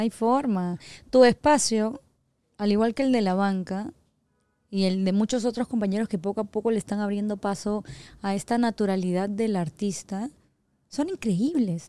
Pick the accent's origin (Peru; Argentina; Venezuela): Peru; soy peruana